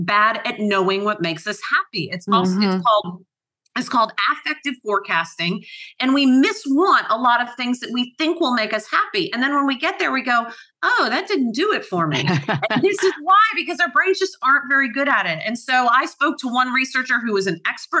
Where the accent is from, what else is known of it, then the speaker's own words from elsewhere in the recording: Atlanta, Georgia, United States; moved away as an adult; also born or lived in Cape Cod / Belfast / Nice; now in London, United Kingdom; I was born and raised in Atlanta